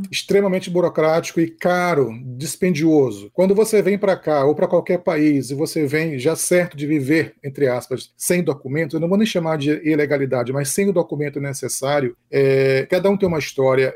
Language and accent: Portuguese; Northeast Region, Brazil; moved away as an adult; also born or lived in São Luís, Maranhão; now in Texas, United States; quando você vem do Nordeste como eu